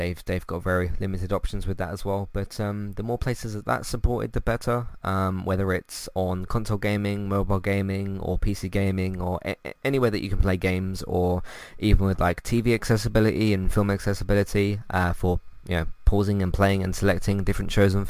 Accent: United Kingdom; As a British person

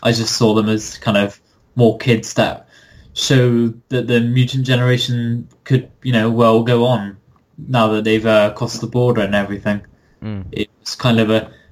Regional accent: United Kingdom; I'm British

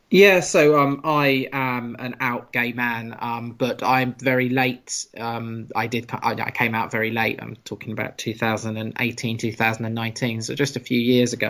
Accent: United Kingdom; being a British person as well and growing up in the British school system

